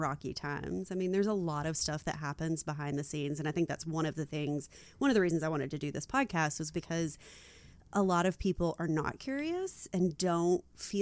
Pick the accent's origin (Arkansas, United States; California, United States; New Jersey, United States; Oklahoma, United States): Arkansas, United States; I'm from Arkansas